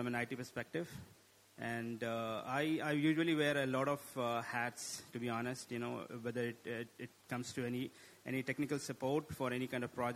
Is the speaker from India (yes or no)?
yes; India; now in Qatar; I'm basically from India and I'm based out of Qatar